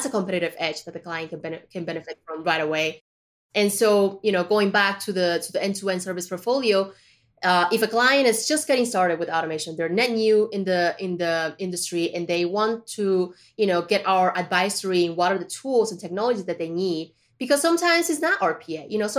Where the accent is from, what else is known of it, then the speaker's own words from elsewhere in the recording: Colombia; also born or lived in China; I was born in China, but I was raised in Colombia, right?